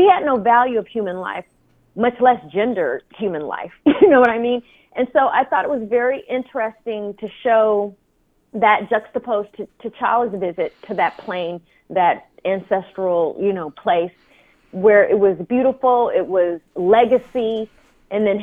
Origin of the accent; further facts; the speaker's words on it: Oakland, California, United States; I'm from the Bay. So I'm from those hard, mean streets of Oakland